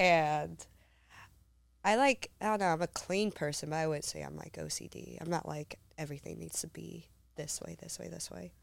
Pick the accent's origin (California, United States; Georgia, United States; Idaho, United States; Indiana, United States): California, United States; Humboldt County, Northern; moved away; Humboldt County